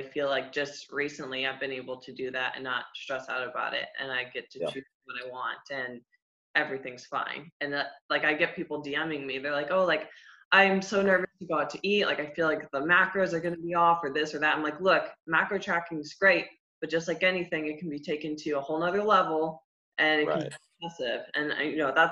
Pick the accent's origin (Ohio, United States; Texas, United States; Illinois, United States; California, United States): Ohio, United States; moved away as an adult; now in Tampa, United States; I'm from the Midwest too, I'm from Ohio